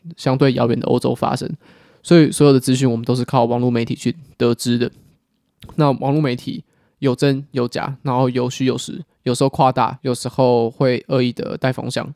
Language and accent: Chinese; Taiwan; 我们身为一个台湾人